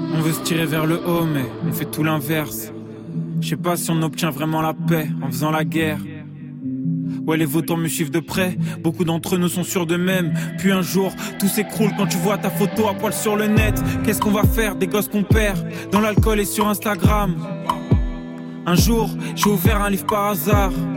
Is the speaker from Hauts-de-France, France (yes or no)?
no; Paris, Île-de-France, France; j'ai grandi vers Max Dormois à La Chapelle